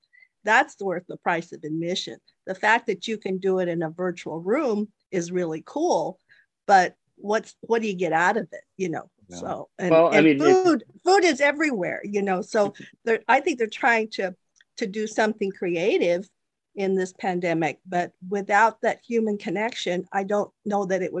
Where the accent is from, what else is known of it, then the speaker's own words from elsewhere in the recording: Silicon Valley, California, United States; I grew up here in Silicon Valley. You know, I've been here since the 70s.